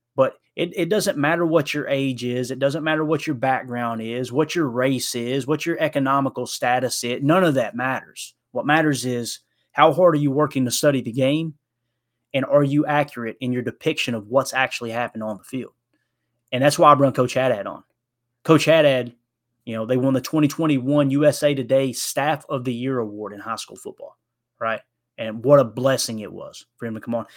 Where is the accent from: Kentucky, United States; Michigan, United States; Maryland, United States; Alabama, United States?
Kentucky, United States; accent: country singer; moved away; We were both born and raised in Kentucky